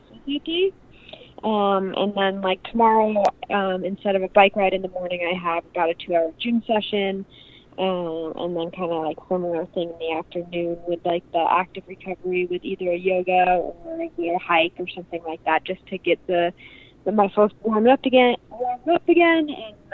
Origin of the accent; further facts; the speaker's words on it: Park City, Utah, United States; I was born in Park City, which my parents got here in the 90s, and they just really loved the West. They grew up in the East, but wanted to raise my brother and I out here